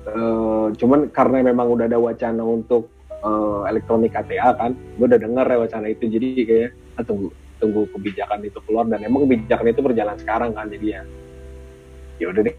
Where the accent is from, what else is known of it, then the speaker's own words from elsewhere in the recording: Tangerang, Banten, Indonesia; also born or lived in Jakarta; sebenarnya bukan orang asli Jakarta juga sih gue aslinya Tangerang sebenarnya cuma lahir di Jakarta